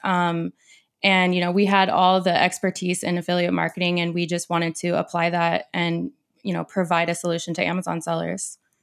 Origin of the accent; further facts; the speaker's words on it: Portland, Oregon, United States; I'm from Central Oregon, but I've been raised in Portland pretty much my whole life